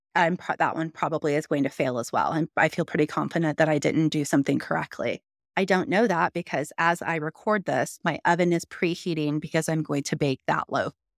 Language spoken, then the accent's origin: English; Missouri, United States; now in Texas, United States; I grew up in Missouri